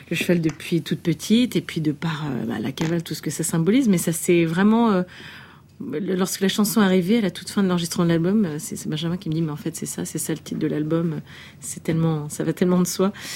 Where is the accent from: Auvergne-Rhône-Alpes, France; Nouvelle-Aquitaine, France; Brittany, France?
Brittany, France; Brest; Brest, qui est ma ville de naissance